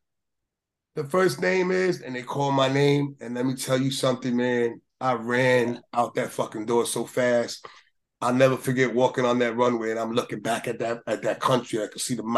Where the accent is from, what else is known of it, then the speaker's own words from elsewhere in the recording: New York, United States; I'm from New York